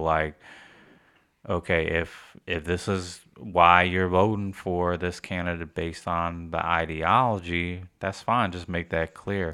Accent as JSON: {"language": "English", "country": "United States", "said": "us as American, we get stuck in only knowing English"}